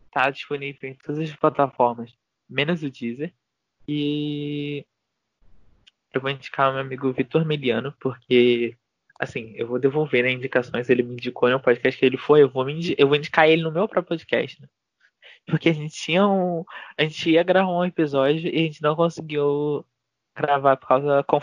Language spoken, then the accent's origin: Portuguese; Rio de Janeiro, Brazil; eu sou carioca